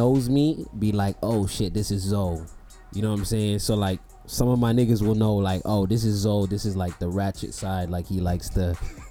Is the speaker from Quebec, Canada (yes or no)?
no; Toronto, Ontario, Canada; I'm from Toronto